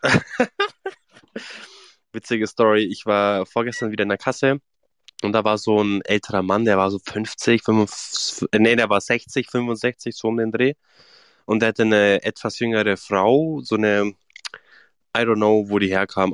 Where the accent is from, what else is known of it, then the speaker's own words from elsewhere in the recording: Swabia, Germany; accent: Swabian; ich rede ja kein Bayerisch, ich rede ja Schwäbisch